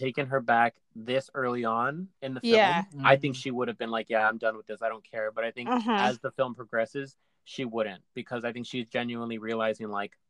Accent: Bel Air, California, United States; I grew up in Bel Air, Warren, across the street from Aaron Spelling. Not Beverly Hills

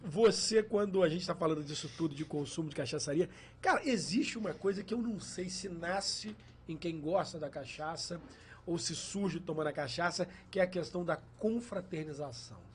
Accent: Valença, Rio de Janeiro, Brazil; nós somos de Valença, interior do Rio

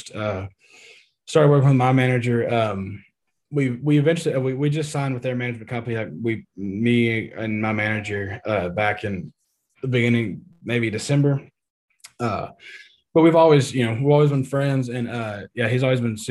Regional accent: East Texas, United States; Growing up in Texas, you know, like I said, born and raised East Texas boy

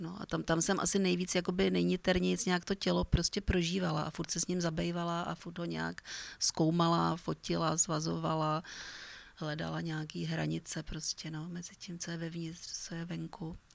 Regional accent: Prague, Czechia; vyrůstala jsem vlastně na Vinohradech

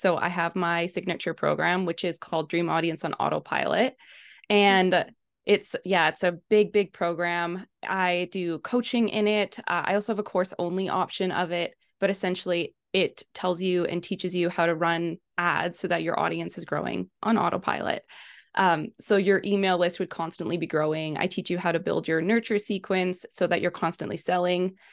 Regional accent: Kelowna, British Columbia, Canada; I am from Kelowna, BC, in Canada

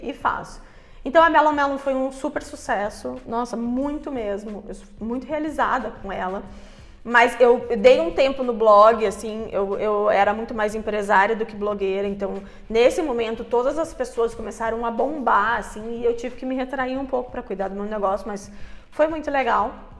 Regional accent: Curitiba, Paraná, Brazil; moved away; eu cresci em Curitiba, né, que é uma cidade, é uma capital

